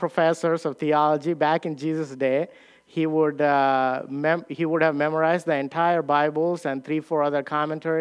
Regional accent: India; moved away; I came from India

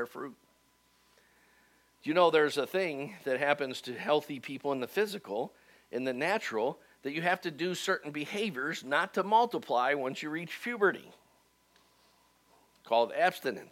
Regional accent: Cleveland, Ohio, United States; moved away as an adult; now in Dayton, United States; I really wanted to go back to my hometown in Cleveland and start a church, and God sent me to Dayton anyway, instead

